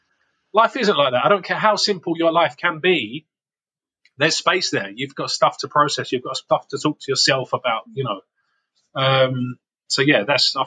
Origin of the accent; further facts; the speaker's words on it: London, United Kingdom; moved away; also born or lived in Harlow, Essex; I was brought up in Camden, Northwest London